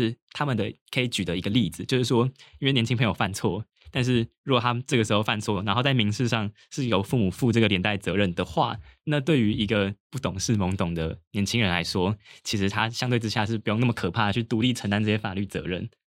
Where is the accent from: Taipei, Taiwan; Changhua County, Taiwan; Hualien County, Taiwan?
Taipei, Taiwan; 我自己是个人是比较幸运，因为我老家在台北，所以我其实还是住家里。